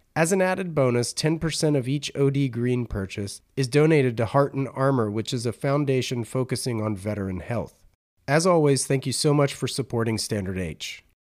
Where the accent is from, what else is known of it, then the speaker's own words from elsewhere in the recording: Raleigh, North Carolina, United States; now in San Diego, United States; I'm from Raleigh